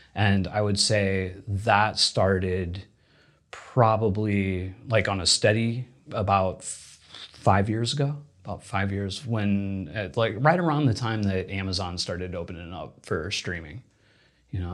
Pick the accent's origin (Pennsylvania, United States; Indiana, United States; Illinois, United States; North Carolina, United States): Indiana, United States; moved away as an adult; also born or lived in Louisiana; now in Los Angeles, United States; I grew up in Indiana